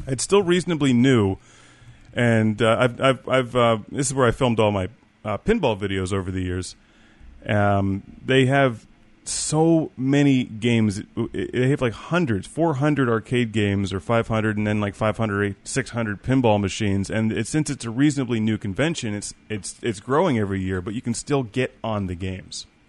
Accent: Pittsburgh, Pennsylvania, United States; I'm from Pittsburgh

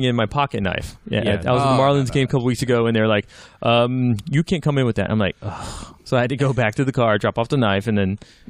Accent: United States; Yeah, I'm American.

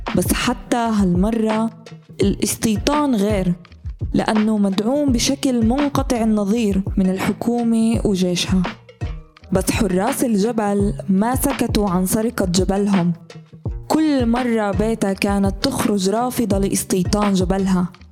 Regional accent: Palestine

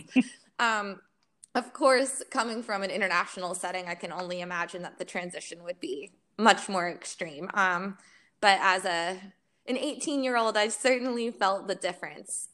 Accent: Florida, United States; moved away as an adult; I'm from Florida

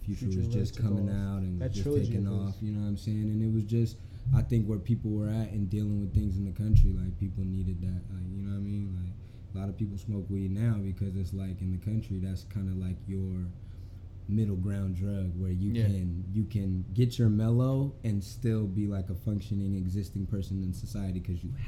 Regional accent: Sacramento, California, United States; also born or lived in Berkeley, California; Originally from Sacramento, California

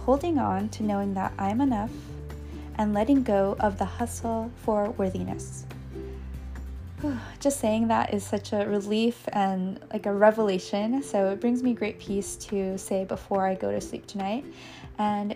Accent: United States; as an American or in the United States

